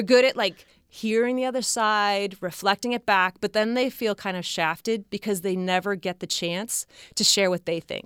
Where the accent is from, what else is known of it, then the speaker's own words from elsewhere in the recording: near San Francisco, California, United States; I grew up in near San Francisco